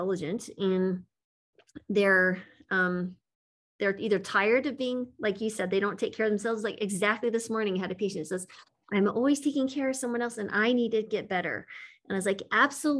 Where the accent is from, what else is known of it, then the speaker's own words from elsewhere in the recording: United States; as an American